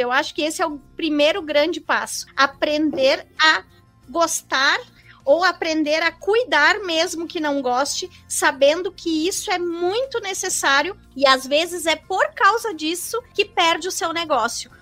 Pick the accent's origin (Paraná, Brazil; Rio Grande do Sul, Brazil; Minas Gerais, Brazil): Rio Grande do Sul, Brazil; Caxias do Sul; moved away as an adult; also born or lived in Florianópolis; eu sou gaúcha de Caxias do Sul, uh, natural de Caxias do Sul, e eu fui para Florianópolis somente para fazer a faculdade